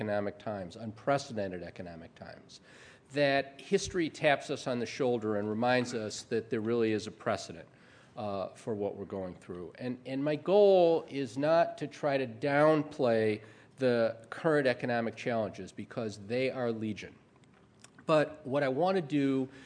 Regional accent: Chicago, Illinois, United States; moved away as an adult; now in Canada; I am from Chicago

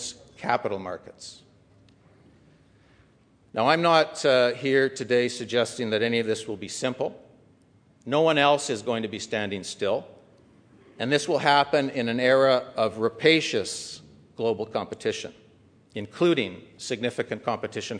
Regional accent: Calgary, Alberta, Canada; my hometown of Calgary

